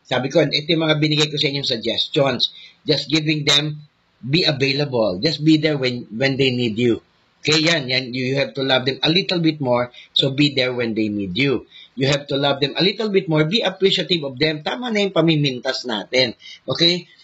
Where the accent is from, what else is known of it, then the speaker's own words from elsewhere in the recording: Philippines; tayong mga Pinoy